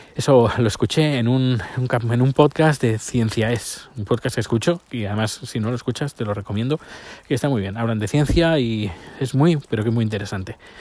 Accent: Terrassa, Catalonia, Spain; la ciudad donde yo nací, mi ciudad natal, Tarrasa

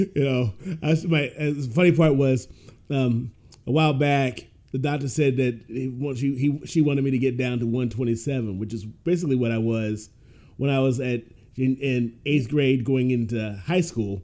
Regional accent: Ohio, United States; I grew up in Ohio

